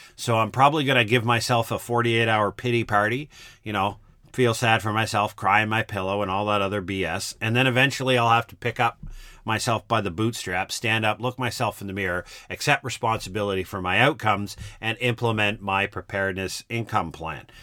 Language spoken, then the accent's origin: English; East Coast of Canada, Canada; I grew up in the East Coast of Canada